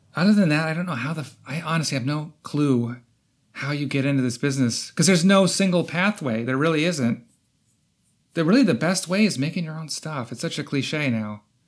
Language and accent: English; Iowa, United States; moved away as an adult; also born or lived in Chicago; now in Los Angeles, United States; I'm from Iowa, small town Iowa